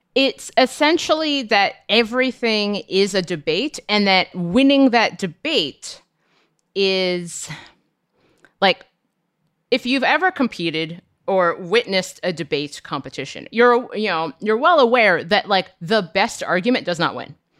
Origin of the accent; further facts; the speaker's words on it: Cincinnati, Ohio, United States; I'm from Cincinnati and we have an ice cream called Grater's Ice Cream